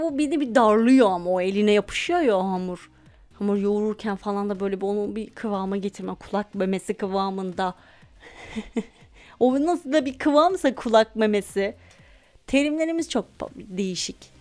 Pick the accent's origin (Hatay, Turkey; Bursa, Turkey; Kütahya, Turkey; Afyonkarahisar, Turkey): Afyonkarahisar, Turkey; Afyon Ege'de arkadaşlar. Doğusu batısı altı üstü yok bunun. Afyon Ege'de. Biz Ege'nin incisi olduğumuzu bas bas bağırarak söylüyoruz.